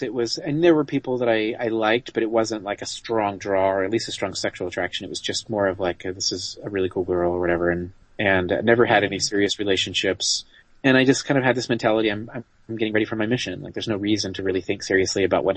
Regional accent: Utah, United States; I grew up in Utah

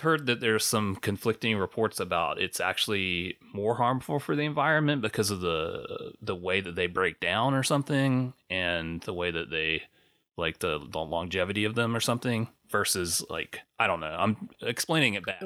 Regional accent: South Carolina, United States; where I grew up in South Carolina

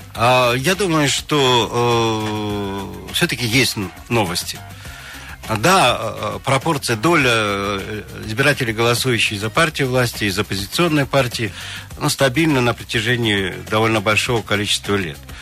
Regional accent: Kansky District, Krasnoyarsk Krai, Russia; Я сам из Канского района, я знаю сельскую психологию

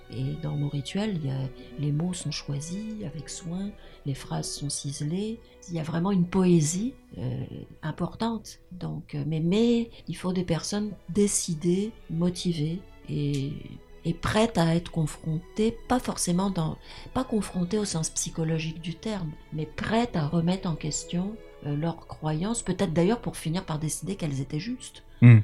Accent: France; moved away as an adult; also born or lived in Montreal, Canada; now in Gaspésie, Canada; quand j'ai quitté la France

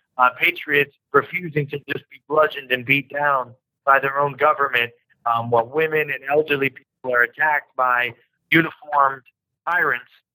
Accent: New York, United States; I'm a New Yorker

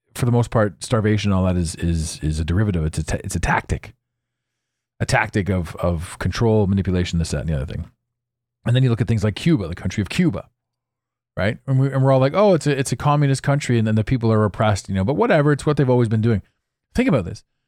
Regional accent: Ottawa, Ontario, Canada; moved away; I grew up in Ottawa

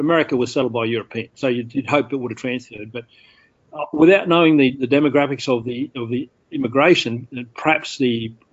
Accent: Australia; I'd say Australia

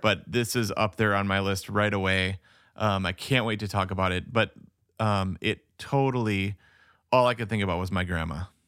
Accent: United States; I'm an American

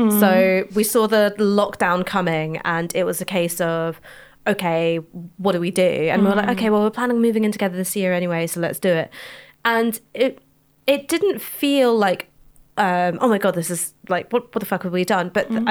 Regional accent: London, United Kingdom; And I grew up in London, so I have no idea what it's like to be like you little country mice.

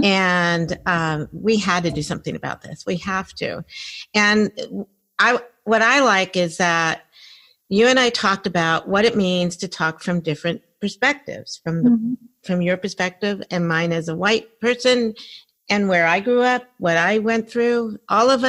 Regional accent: Silver Spring, Maryland, United States; I grew up in Silver Spring, Maryland

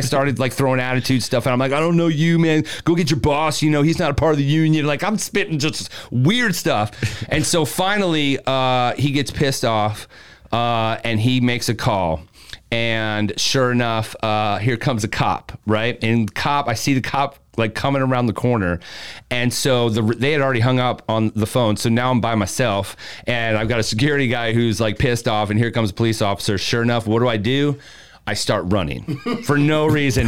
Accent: Columbia, Maryland, United States; now in Tampa, United States; I'm from Columbia, Maryland, which is literally right in between Baltimore and DC.

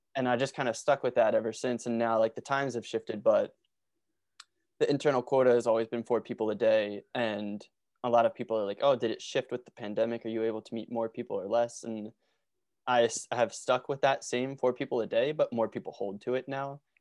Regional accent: Norristown, Pennsylvania, United States; I grew up in Norristown, Pennsylvania, which is, like, forty minutes outside of Philly

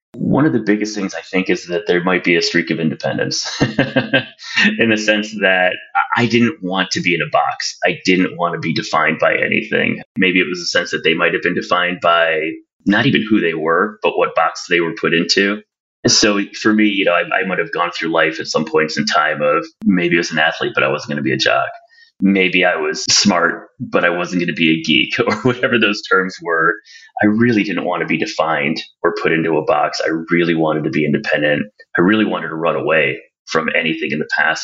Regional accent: Toledo, Ohio, United States; I grew up in Toledo, Ohio

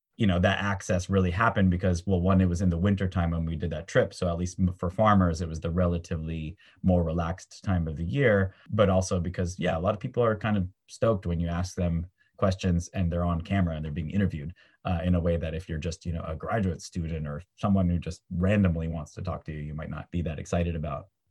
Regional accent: San Francisco, California, United States; born and raised in San Francisco, California

